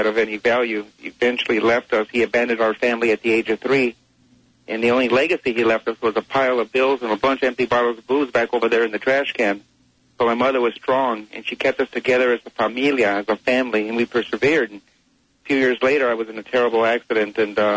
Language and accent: English; Los Angeles, California, United States; I grew up in the Barrio of East Los Angeles